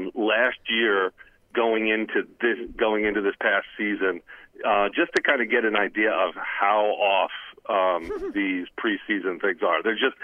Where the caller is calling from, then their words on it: Cranford, New Jersey, United States; John, it's … from Cranford.